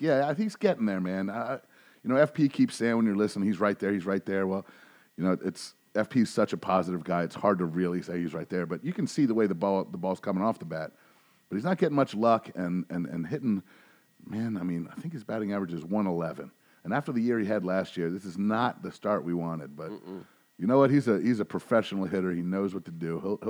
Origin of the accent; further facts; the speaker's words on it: Virginia Beach, Virginia, United States; growing up in the Virginia Beach area back in the day, didn't have Aprils like this